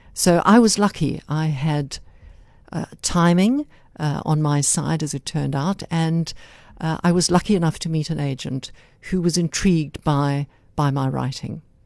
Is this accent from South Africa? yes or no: yes; South Africa; also born or lived in United Kingdom; I was born in South Africa. I'm the granddaughter of Irish grandparents who migrated to this country over a century ago. Mm-hmm. So I have Irish stock, but South Africa is my home.